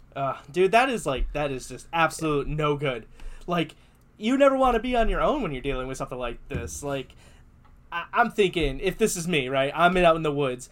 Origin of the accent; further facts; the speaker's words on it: United States; I'm too American